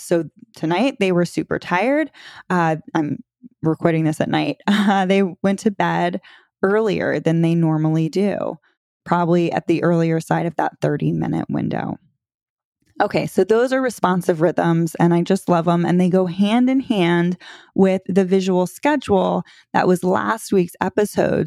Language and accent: English; Florida, United States; moved away as an adult; also born or lived in North Carolina; my husband and I moved back to Florida. We're from Florida